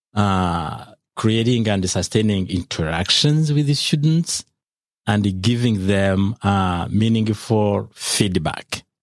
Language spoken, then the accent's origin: English; Rwanda; moved away as an adult; now in United States; I've taught, uh, in my home country, Rwanda, for around, um, fourteen years in higher education